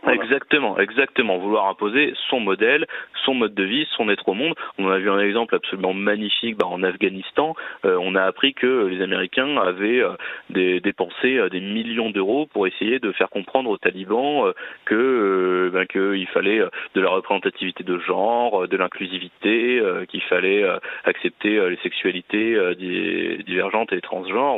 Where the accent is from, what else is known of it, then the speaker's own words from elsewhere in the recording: France; nous sommes français